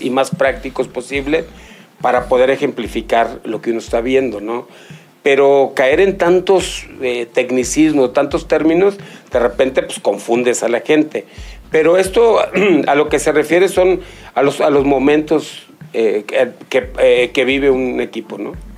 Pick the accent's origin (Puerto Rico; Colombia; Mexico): Mexico; nosotros como mexicanos